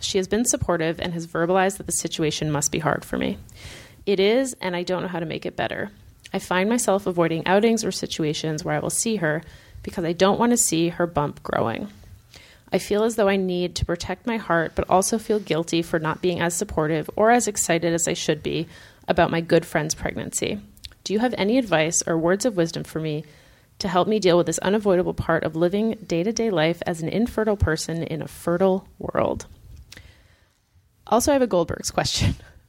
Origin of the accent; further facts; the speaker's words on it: Lowell, Massachusetts, United States; I was born and lived in Lowell, Massachusetts. Love all the Mill City references, Matt, and currently live in a town nearby with my husband.